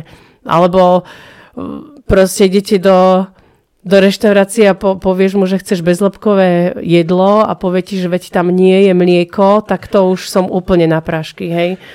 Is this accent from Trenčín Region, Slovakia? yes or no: yes; Prievidza, Trenčín Region, Slovakia; Ja som z Necpal